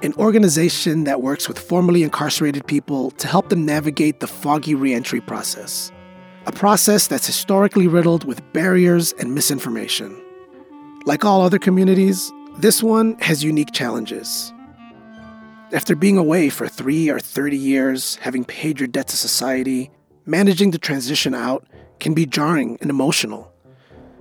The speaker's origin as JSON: {"language": "English", "town": "Chicago", "region": "Illinois", "country": "United States", "tie": "born or raised there", "said": "my hometown of Chicago"}